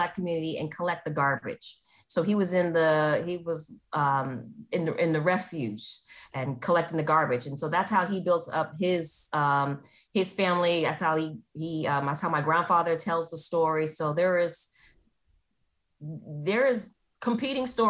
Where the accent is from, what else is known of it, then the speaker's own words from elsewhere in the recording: San Francisco, California, United States; I was born here in San Francisco. My parents are also born in San Francisco.